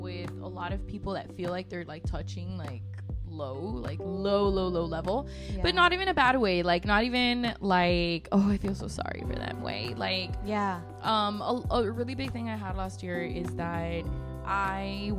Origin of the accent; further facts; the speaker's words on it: Monterrey, Nuevo León, Mexico; moved away as an adult; also born or lived in Chicago / Laredo; So I was born in Chicago, raised in Monterrey, and then I moved to Laredo in 2016.